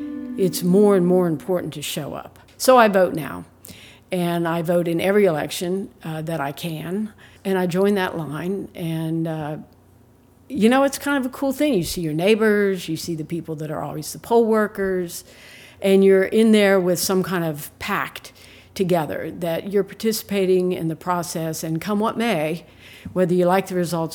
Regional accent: United States

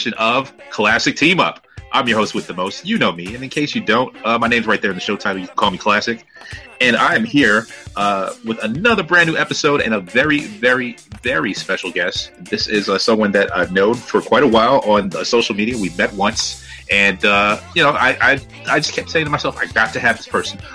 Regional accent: New York City, New York, United States; now in Virginia, United States; I'm a Brooklyn guy myself

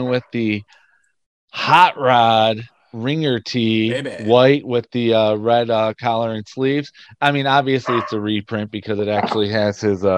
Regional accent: Detroit, Michigan, United States; we grew up in the Detroit area

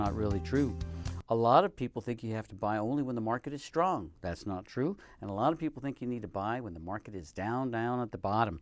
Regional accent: Colorado, United States; also born or lived in Tucson, Arizona; now in Reno, United States; I'm from Colorado

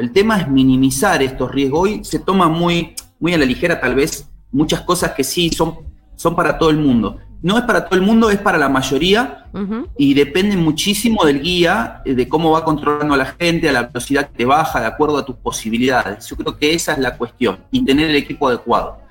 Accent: Buenos Aires, Argentina; moved away as an adult; now in Salta, Argentina; Yo soy oriundo de Buenos Aires, me vine hacia acá, hacia Salta

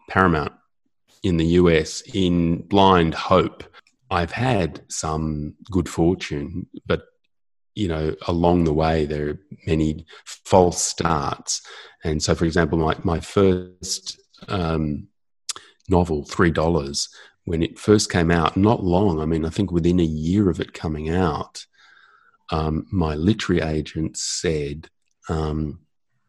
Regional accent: Australia; I'm Australian

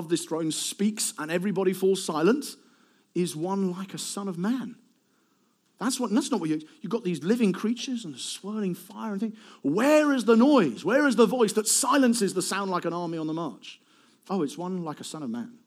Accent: Eastbourne, South East England, United Kingdom; I'm from Eastbourne.

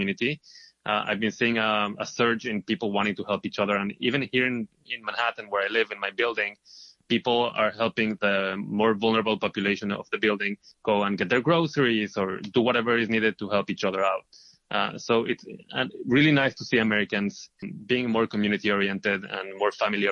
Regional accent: Israel; moved away as an adult; now in New York, United States; I am originally from Israel. I moved here to New York 2 years ago

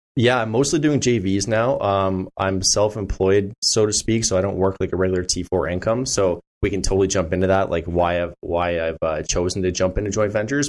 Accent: Burlington, Ontario, Canada; now in Stoney Creek, Hamilton, Canada; I grew up in Burlington.

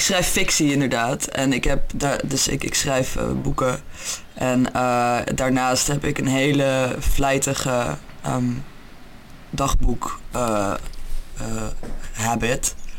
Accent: Utrecht, Netherlands; moved away as an adult; now in England, United Kingdom; Ik kom eigenlijk uit Utrecht, maar ik woon op dit moment in Engeland

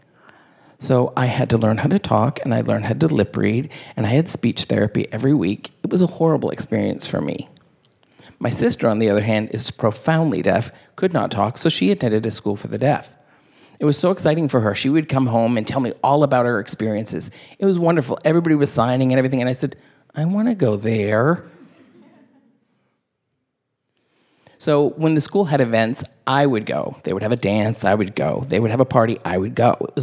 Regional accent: the South, United States; I grew up in the South

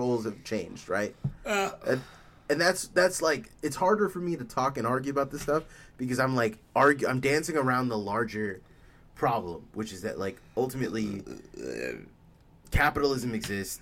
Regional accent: United States; I'm an American.

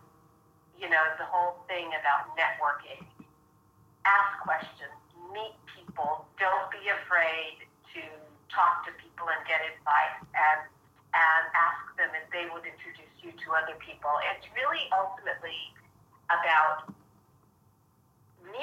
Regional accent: Edmonton, Alberta, Canada; moved away as an adult; also born or lived in London, England; I grew up in Edmonton, Alberta

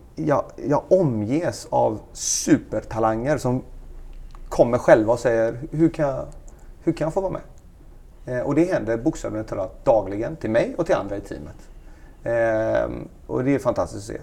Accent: Gothenburg, Västra Götaland, Sweden; moved away as an adult; Jag och min fru, vi är svenskar, vi är från Göteborg

